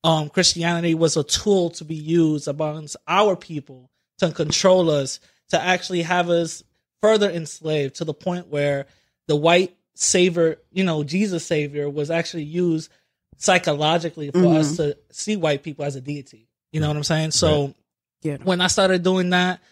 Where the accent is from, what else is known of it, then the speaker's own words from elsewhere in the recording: New York City, New York, United States; I'm, you know, from the Bronx